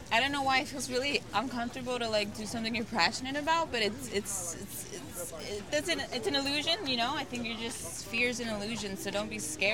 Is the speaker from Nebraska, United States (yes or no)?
no; Pennsylvania, United States; moved away as an adult; now in Los Angeles, United States; Pennsylvania, originally.